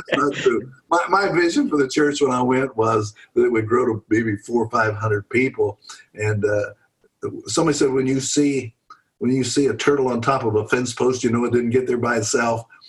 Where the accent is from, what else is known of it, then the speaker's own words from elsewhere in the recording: Pennsylvania, United States; moved away as an adult; now in Louisville, United States; I grew up in Pennsylvania.